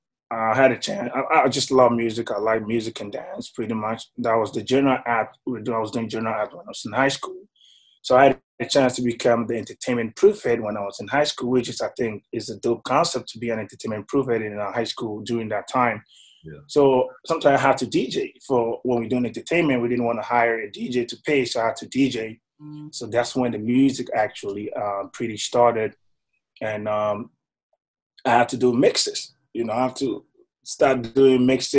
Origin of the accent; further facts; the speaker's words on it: Tema, Greater Accra, Ghana; also born or lived in Cape Coast, Ghana; I was born in Ghana, in Madeline. I was raised, you know, in Tema.